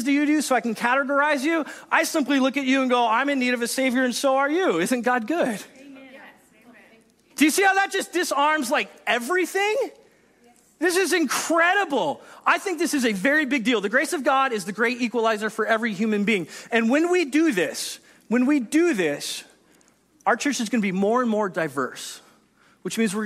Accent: United States; we're American

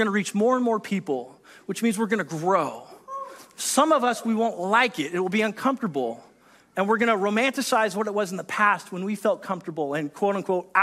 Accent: United States; we're American

